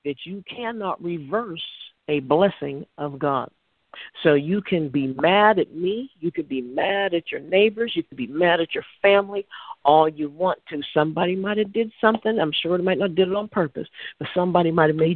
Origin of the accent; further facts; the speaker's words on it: Pittsburgh, Pennsylvania, United States; I'm from Pittsburgh